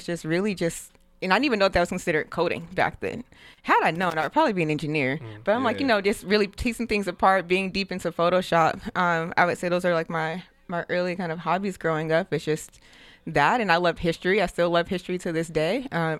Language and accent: English; Denver, Colorado, United States; also born or lived in St. Louis, Missouri; Yeah, so I was born in St. Louis, Missouri, and then I moved to Denver, Colorado with my mom. I want to say when I was, like, 8 or 9.